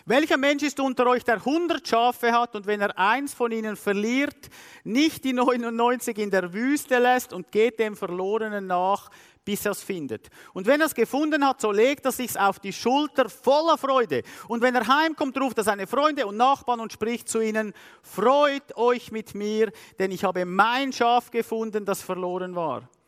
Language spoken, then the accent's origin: German; Switzerland; Als Schweizer schauen wir immer alles mathematisch anschauen.